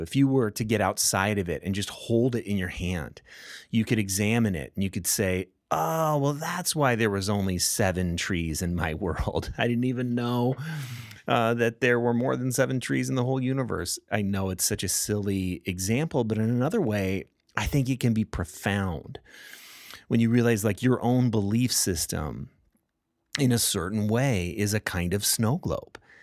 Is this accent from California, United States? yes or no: yes; Southern California, United States; I grew up in Southern California